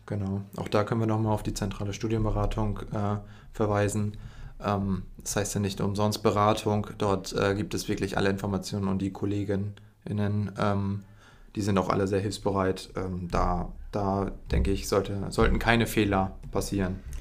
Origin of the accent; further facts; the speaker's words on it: Emden, Lower Saxony, Germany; ich bin auch in Emden aufgewachsen, das heißt, ich bin ein Lokaler